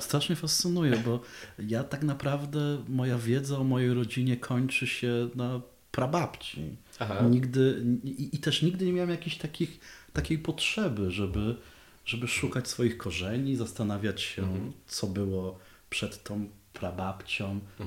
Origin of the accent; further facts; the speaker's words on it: Dąbrowa Górnicza, Silesian Voivodeship, Poland; ja jestem z Dąbrowy Górniczej